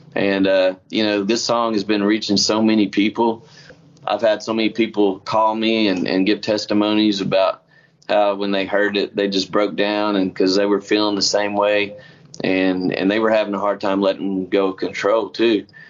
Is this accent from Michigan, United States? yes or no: no; Oklahoma, United States; he lives in my hometown in Oklahoma